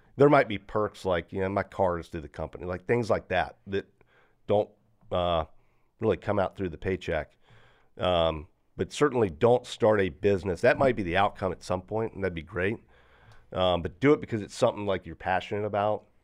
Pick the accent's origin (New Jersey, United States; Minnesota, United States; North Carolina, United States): North Carolina, United States; Greensboro; I'm from Greensboro